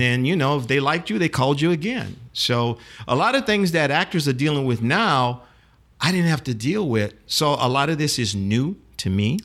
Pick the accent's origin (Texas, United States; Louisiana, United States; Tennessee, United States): Louisiana, United States; New Orleans; grew up here in New Orleans